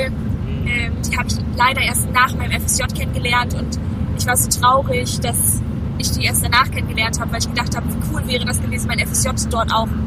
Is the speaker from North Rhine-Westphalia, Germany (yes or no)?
no; Zossen, Brandenburg, Germany; also born or lived in Detmold; In Zossen, das ist in der Nähe von Berlin.